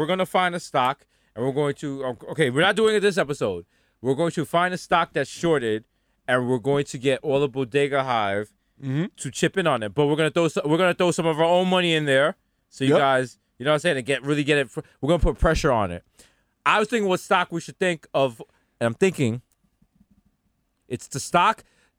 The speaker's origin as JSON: {"language": "English", "town": "New York City", "region": "New York", "country": "United States", "said": "I'm from the Bronx."}